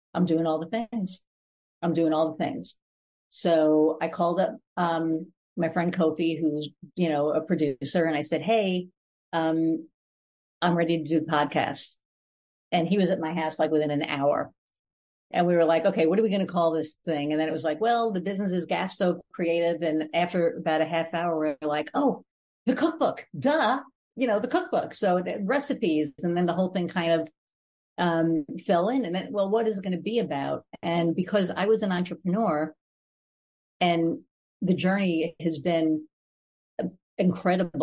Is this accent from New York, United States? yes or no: yes; New York, United States; now in Indiana, United States; I call New York home, but I live in Indiana